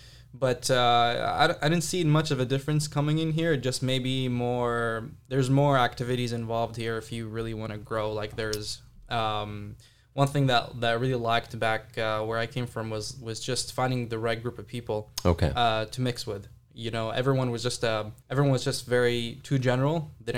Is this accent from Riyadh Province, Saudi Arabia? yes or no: no; Jeddah, Makkah Province, Saudi Arabia; Yeah, so I grew up in Jeddah, Saudi Arabia. It's a small town, pretty booming right now.